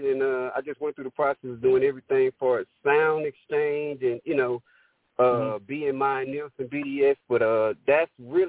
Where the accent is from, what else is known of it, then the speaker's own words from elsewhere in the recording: Monroe, Louisiana, United States; also born or lived in Atlanta, Georgia; I'm actually from Monroe, Louisiana. My oldest sister's from Atlanta. But, you know, I've been back and forth there since I was, like, 9 years old.